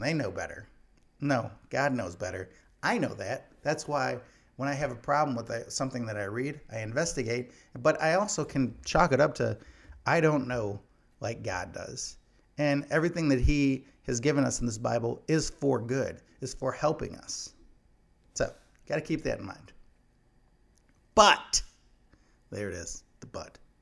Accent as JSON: {"language": "English", "region": "Illinois", "country": "United States", "tie": "born or raised there", "said": "my home state of Illinois"}